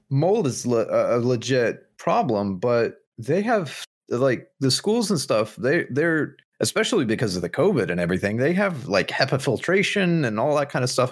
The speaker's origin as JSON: {"language": "English", "region": "Southern Midwest", "country": "United States", "said": "Being Southern Midwesterner, you read the, the King James version of the Bible growing up"}